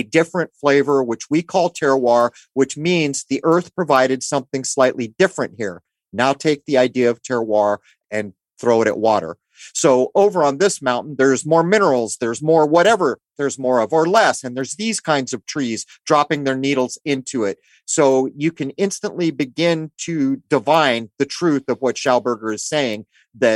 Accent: San Diego, California, United States; you and I grew up in the East County of San Diego

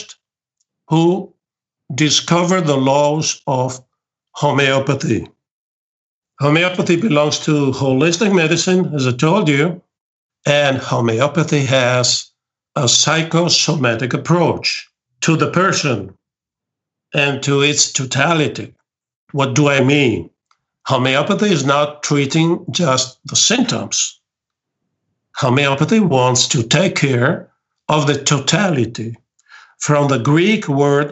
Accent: near Venice, Veneto, Italy; English is a second language; I am the director of this commission in my hometown. I live near Venice

